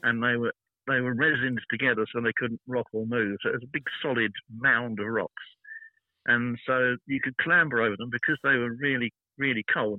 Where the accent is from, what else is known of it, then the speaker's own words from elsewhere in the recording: United Kingdom; I'm a British